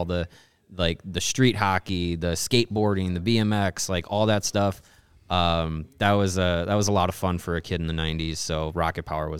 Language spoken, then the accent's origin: English; Kenosha, Wisconsin, United States; So we grew up in Kenosha, Wisconsin, which is right on the border, but still well within the WGN TV